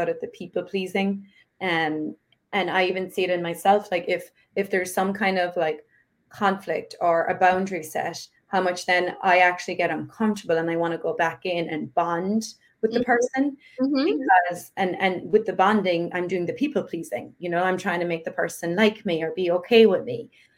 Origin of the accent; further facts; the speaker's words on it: Ireland; I grew up Catholic in Ireland